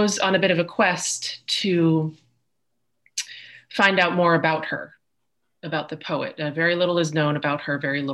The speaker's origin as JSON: {"language": "English", "region": "New York", "country": "United States", "moved": "yes", "lives_now": "Miami, United States", "said": "I am originally from New York"}